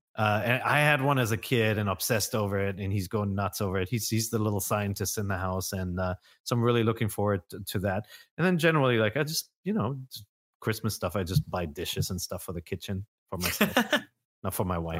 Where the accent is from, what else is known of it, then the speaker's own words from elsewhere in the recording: Germany; moved away; growing up in Germany, you needed a passport to go into Holland